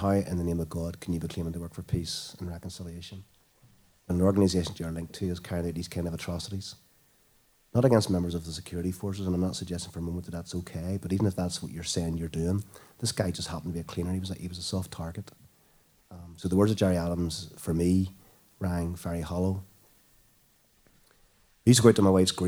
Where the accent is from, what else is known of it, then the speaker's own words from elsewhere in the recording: Northern Ireland, United Kingdom; moved away; living and growing up in Northern Ireland, when I lived and grew up in Northern Ireland